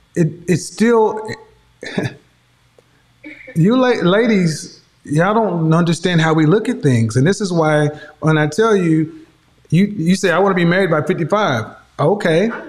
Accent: Oklahoma, United States; I'm from Oklahoma

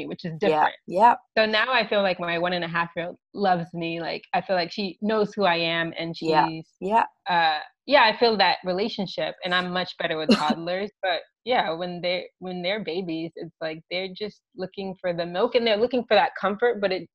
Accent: Virginia, United States; moved away as an adult; now in Poland; I was raised in Virginia, and most of my family lives in Washington, D.C. right now.

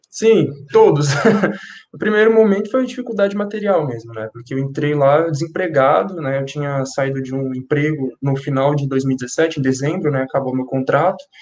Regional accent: São Paulo, Brazil; now in Guarulhos, Brazil; eu nasci e cresci em São Paulo, na, no extremo norte de São Paulo, na Brasilândia. É, na adolescência, eu me mudei para Guarulhos com a minha família

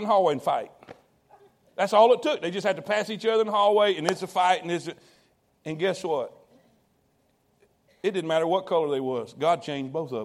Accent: Fort Pierce, Florida, United States; moved away; I grew up in South Florida, Fort Pierce, Florida.

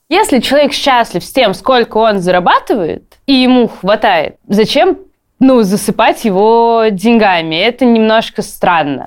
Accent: Saint Petersburg, Russia; я из Петербурга, у нас там колец нету

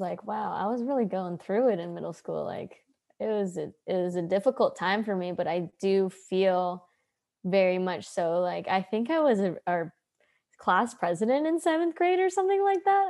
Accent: Hawaii, United States; now in San Diego, United States; I grew up in Hawaii

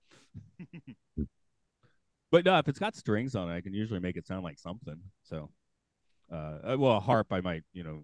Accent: the South, United States; also born or lived in Georgia; I'm from the South

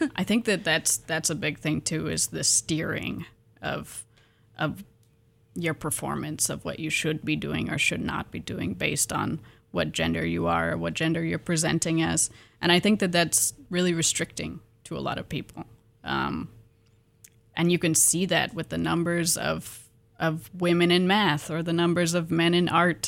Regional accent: Pullman, Washington, United States; moved away; I'm from Pullman, Washington, originally

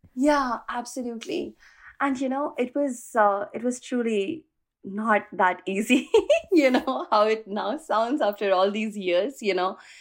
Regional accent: India; moved away as an adult; now in California, United States; I am originally from India, moved to U S in the year two thousand seven to pursue my master's

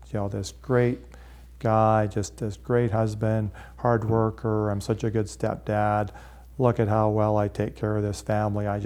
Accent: Calgary, Alberta, Canada; and then he found out I was from Calgary.

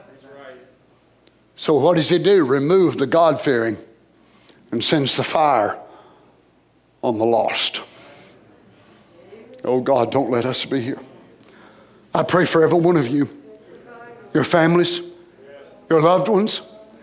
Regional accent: United States; as a Christian, as an American

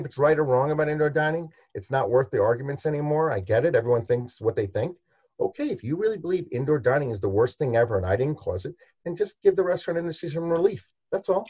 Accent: New York City, New York, United States; I'm a New Yorker

